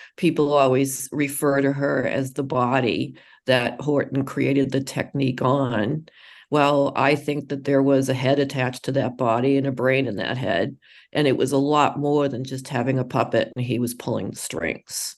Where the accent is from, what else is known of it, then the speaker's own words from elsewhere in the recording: Boston, Massachusetts, United States; in Boston. That that's where I'm from.